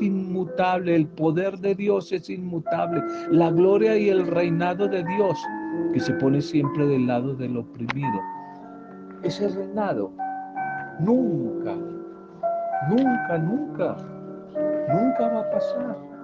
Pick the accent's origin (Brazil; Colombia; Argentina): Colombia; en un pueblo de La Guajira, una zona muy apartada y semidesértica de nuestro país, del norte de nuestro país